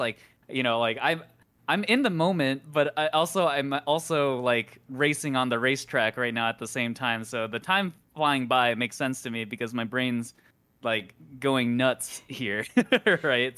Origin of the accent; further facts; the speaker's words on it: Midwest, United States; I grew up in the Midwest